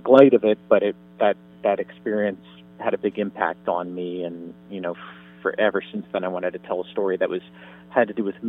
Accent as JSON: {"language": "English", "town": "Miami", "region": "Florida", "country": "United States", "tie": "born or raised there", "said": "when I was growing up in Miami"}